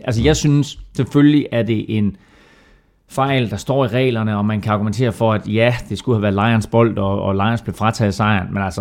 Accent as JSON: {"language": "Danish", "town": "Herning", "region": "Central Denmark Region", "country": "Denmark", "said": "kom fra Herning, som jeg gjorde"}